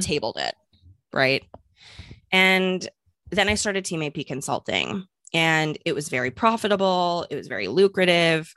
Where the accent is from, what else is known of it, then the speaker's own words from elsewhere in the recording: St. Louis, Missouri, United States; moved away; also born or lived in New York; I'm from Saint Louis, not necessarily a small town by any means, but, you know, a Midwest girl moved to New York